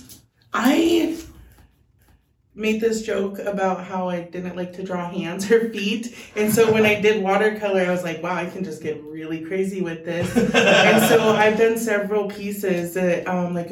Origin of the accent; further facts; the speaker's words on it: Tacoma, Washington, United States; also born or lived in Puyallup, Washington; I'm born in Puyallup, but raised Tacoma area